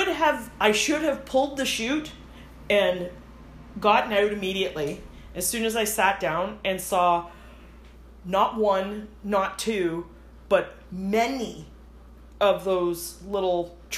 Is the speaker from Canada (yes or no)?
yes; Canada; accent: Canadian; Sorry, my Canadian accent might have...